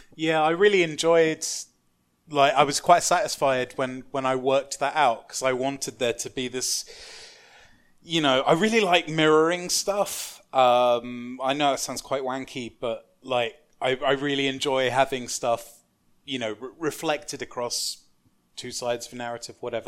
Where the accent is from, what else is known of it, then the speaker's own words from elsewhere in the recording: London, United Kingdom; I grew up in London, um, like, in quite a manky bit of South East London